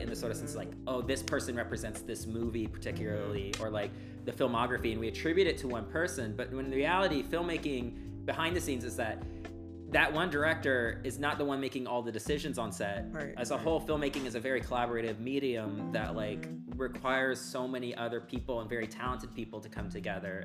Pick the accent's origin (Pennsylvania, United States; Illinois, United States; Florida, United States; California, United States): California, United States; Long Beach; moved away as an adult; also born or lived in San Francisco Bay Area; now in New York City, United States; I'm from Long Beach